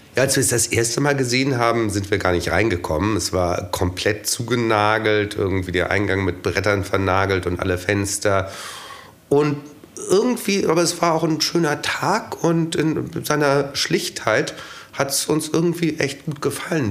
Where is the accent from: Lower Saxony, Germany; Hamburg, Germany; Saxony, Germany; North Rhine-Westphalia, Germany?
Hamburg, Germany; moved away; Ich äh, komme auch aus Hamburg